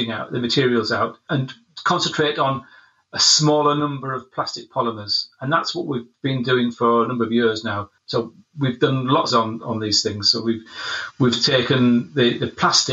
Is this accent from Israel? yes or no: no; Scotland, United Kingdom; I'm from Scotland.